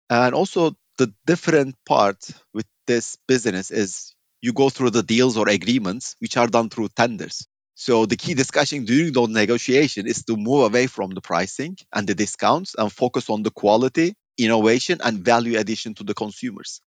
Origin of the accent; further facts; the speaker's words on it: Turkey; moved away as an adult; also born or lived in United Kingdom / Iran / Latvia / Belgium; growing up in Turkey with such economic volatility